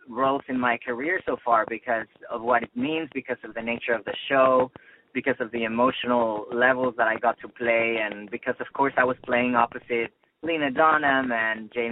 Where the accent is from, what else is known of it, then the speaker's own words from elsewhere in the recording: Mexico City, Mexico; moved away as an adult; also born or lived in Boston; now in Los Angeles, United States; I grew up in Mexico City. I'm half Spanish, half Mexican. My family from my mom's side is in Madrid. And but I grew up in Mexico City, but I went to university in Boston